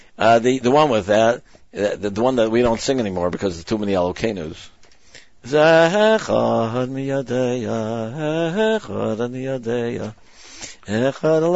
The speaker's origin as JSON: {"language": "English", "region": "New York", "country": "United States", "said": "I came from New York, you know, I went to yeshiva in New York"}